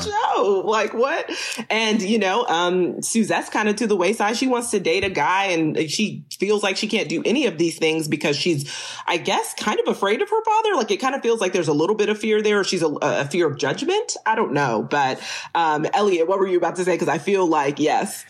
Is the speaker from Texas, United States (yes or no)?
yes; Texas, United States; I am from Texas.